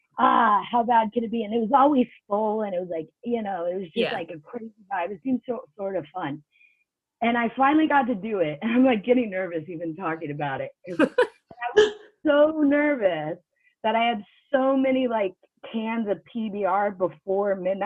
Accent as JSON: {"language": "English", "country": "United States", "also_born_or_lived": "North Carolina / New York City", "moved": "as an adult", "lives_now": "United Kingdom", "said": "I'm originally from America. I live in the UK"}